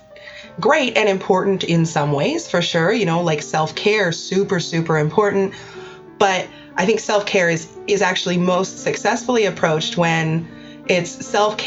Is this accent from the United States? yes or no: no; Canada; I'm Canadian